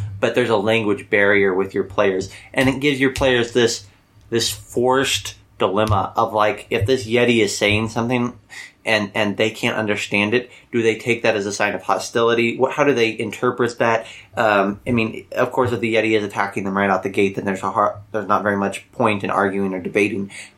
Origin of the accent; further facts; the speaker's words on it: Midwest, United States; we are from the Midwest